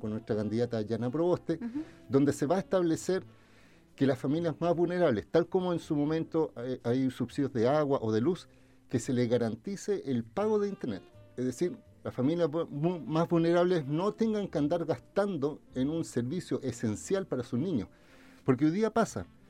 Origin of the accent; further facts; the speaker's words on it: Viña del Mar, Valparaíso, Chile; yo nací, me crié y viví toda mi vida en Santa Inés, yo soy un vecino de Santa Inés